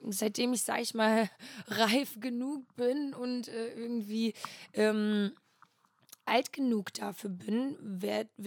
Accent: Flensburg, Schleswig-Holstein, Germany; Flensburg, Flensburg, ganz oben.

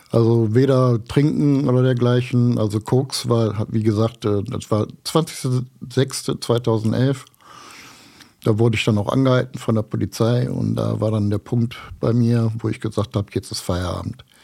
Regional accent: Düsseldorf, North Rhine-Westphalia, Germany; ich bin 58 Jahre alt. Ich bin gebürtiger Düsseldorfer.

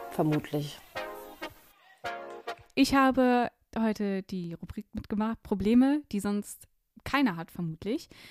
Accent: Swabia, Germany; born there; Ich bin, ich bin im Schwabenland geboren. Ich habe nicht viel Zeit da verbracht

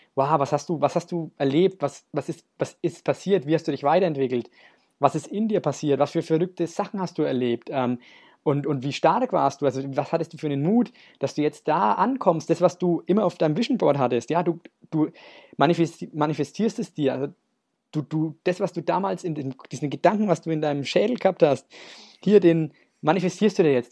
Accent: Nuremberg, Bavaria, Germany; wir kommen äh, lustigerweise beide aus Nürnberg

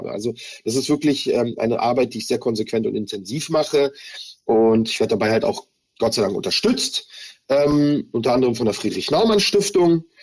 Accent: Germany; Also ich habe ähm, Antisemitismus schon sehr früh in meiner Kindheit erlebt hier in Deutschland.

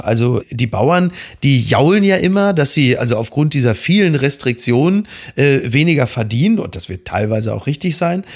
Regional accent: Castrop-Rauxel, North Rhine-Westphalia, Germany; ich komme aus Castrop-Rauxel

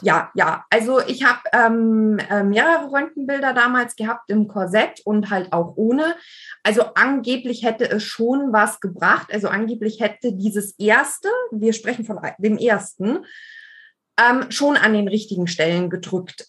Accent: Allgäu, Bavaria, Germany; ich bin im Allgäu geboren

